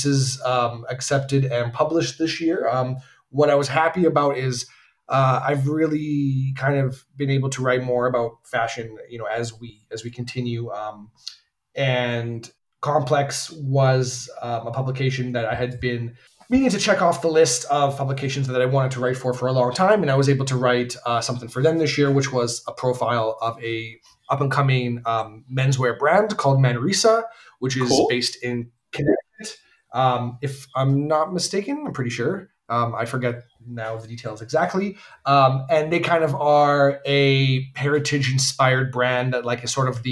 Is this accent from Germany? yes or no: no; Canada; As a Canadian